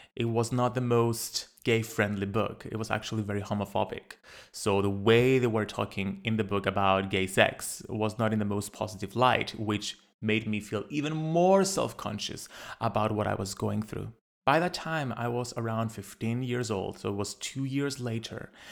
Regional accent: Cyprus; Growing up in Cyprus, a little island in the Mediterranean

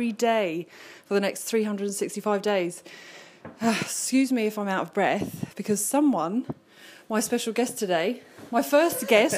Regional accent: United Kingdom; moved away as an adult; now in Adelaide, Australia; if I don't lose my accent after 10 years, does that still mean I could be an Adelaidean, or am I still British

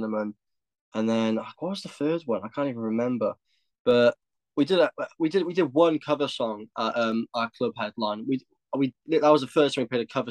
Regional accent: Cardiff, Wales, United Kingdom; we're from Cardiff

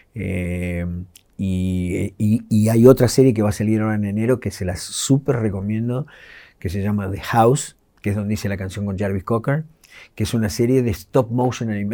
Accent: Ciudad Jardín Lomas del Palomar, Buenos Aires Province, Argentina; yo crecí en Ciudad Jardín

